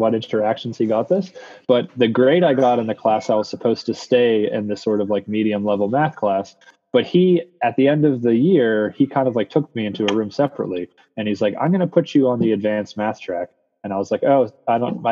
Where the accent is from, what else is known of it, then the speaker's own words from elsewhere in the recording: Bethel Park, Pennsylvania, United States; I grew up in Bethel Park, Pennsylvania